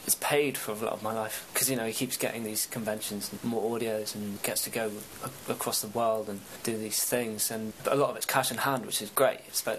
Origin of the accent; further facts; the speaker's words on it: United Kingdom; If the series had gone on, I'd probably be American. I'd be more American than I am British, which is weird to think.